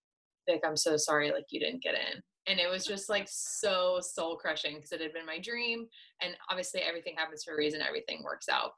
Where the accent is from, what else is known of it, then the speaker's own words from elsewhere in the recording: Canada; moved away; also born or lived in Mountain View, California, United States; Growing up in Canada